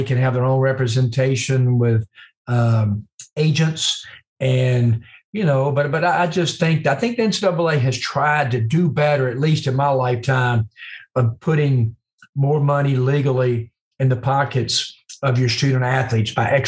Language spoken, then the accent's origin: English; Mississippi, United States; moved away as an adult; also born or lived in Tennessee; I'm back to my home state